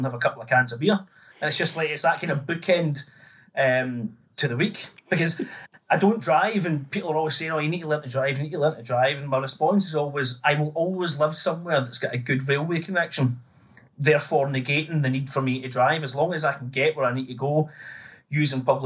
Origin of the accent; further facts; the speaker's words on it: Greenock, Scotland, United Kingdom; now in Newcastle upon Tyne, United Kingdom; I'm from Greenock, town in the west of Scotland